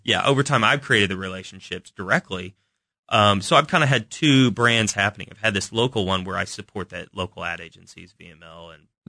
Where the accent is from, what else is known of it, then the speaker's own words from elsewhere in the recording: Kansas City, Missouri, United States; we grew up in Kansas City, part of the time, Shawnee Mission School